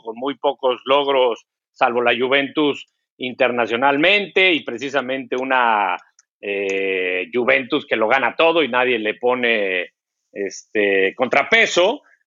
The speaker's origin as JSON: {"language": "Spanish", "country": "Mexico", "said": "nuestro país"}